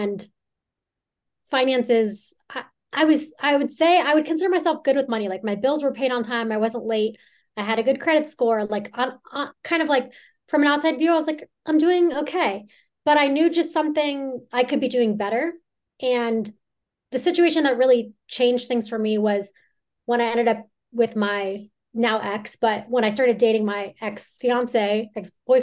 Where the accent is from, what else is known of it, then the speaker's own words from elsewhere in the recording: Southern California, United States; moved away as an adult; now in Lake Tahoe, United States; I grew up in Southern California